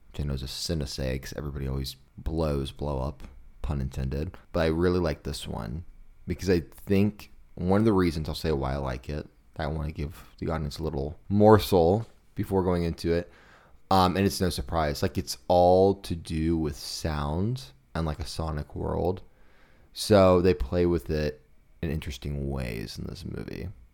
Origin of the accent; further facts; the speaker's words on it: Kansas City, United States; I saw this beer a lot growing up in Kansas City